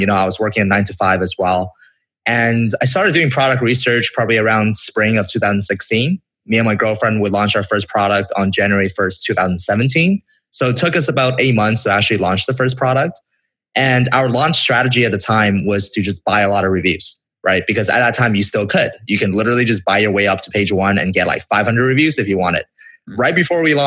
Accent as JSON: {"language": "English", "town": "Vancouver", "region": "British Columbia", "country": "Canada", "said": "I'm from Canada"}